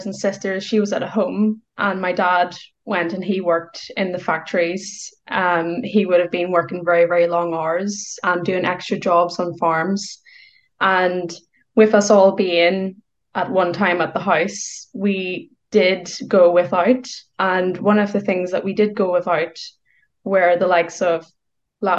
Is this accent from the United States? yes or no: no; Northern Ireland, United Kingdom; I grew up in Northern Ireland.